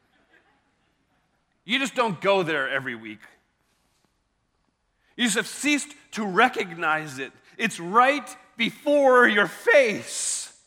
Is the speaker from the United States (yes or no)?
yes; Maryland, United States; I'm from Maryland